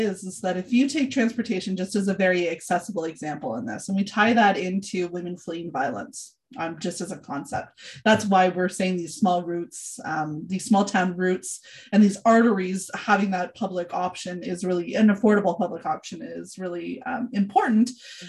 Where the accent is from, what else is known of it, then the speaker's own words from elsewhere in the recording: Northern Ontario, Canada; moved away; I grew up in Northern Ontario, where access to the Greyhound was a lifeline for a variety of reasons